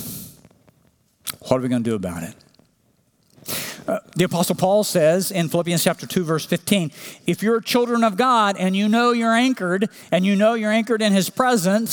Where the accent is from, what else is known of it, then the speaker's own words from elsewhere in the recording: Oklahoma, United States; when I was growing up in Oklahoma